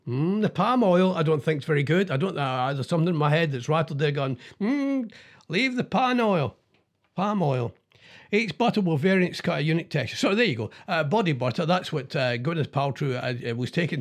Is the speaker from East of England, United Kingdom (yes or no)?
no; Scotland, United Kingdom; I'm Scottish